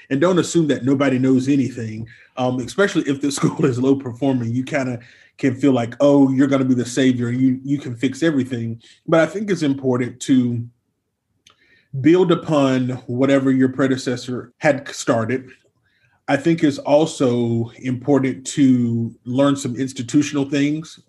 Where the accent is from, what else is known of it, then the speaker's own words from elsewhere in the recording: Eastern North Carolina, United States; I'm from Eastern North Carolina